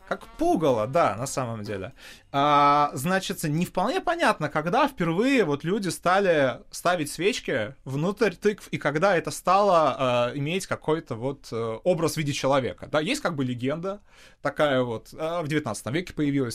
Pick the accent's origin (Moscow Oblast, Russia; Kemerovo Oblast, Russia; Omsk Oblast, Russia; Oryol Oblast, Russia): Moscow Oblast, Russia; Zhukovsky; Это подмосковная школа э, из города Жуковский